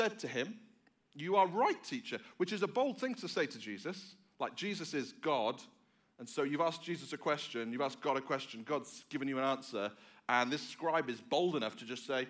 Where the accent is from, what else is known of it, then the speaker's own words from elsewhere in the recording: England, United Kingdom; moved away; I am from England. I am not from Australia.